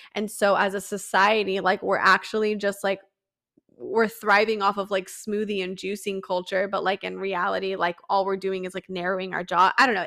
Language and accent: English; San Diego, California, United States; I was born and raised in San Diego